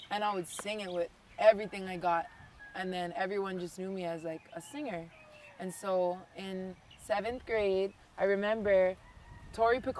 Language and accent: English; Hawaii, United States; So I'm Hawaiian first and foremost, Filipino, Chinese, and Irish.